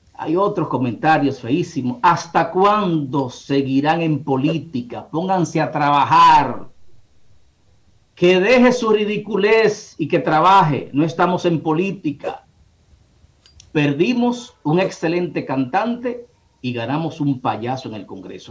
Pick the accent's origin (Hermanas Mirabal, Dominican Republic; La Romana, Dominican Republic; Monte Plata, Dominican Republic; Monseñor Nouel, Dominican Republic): Monseñor Nouel, Dominican Republic; Bonao; moved away; allá en mi pueblo Bonao